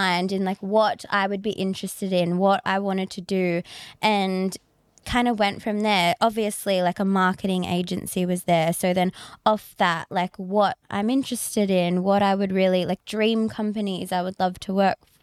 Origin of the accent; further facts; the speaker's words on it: Shellharbour, New South Wales, Australia; I'm from Shell Harbour. So I've always worked in Sydney